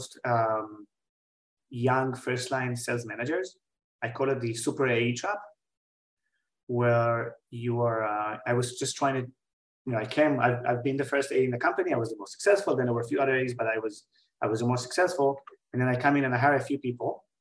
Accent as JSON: {"language": "English", "country": "Israel", "tie": "born or raised there", "also_born_or_lived": "New York", "moved": "as an adult", "said": "I'm originally from Israel. I was born and raised there"}